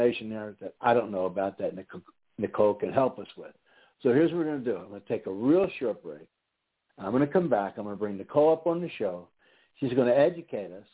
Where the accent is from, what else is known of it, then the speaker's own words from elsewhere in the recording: Philadelphia, Pennsylvania, United States; now in Houston, United States; I'm originally from Philadelphia area on the East Coast